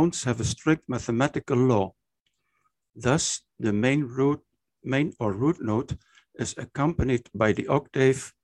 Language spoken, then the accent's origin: English; Maastricht, Limburg, Netherlands; also born or lived in Aachen, Germany; my hometown, Maastricht, in the Netherlands